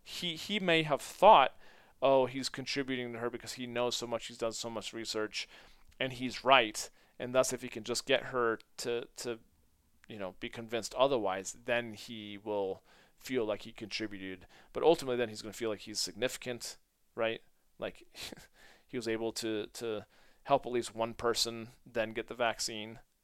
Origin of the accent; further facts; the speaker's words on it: United States; being American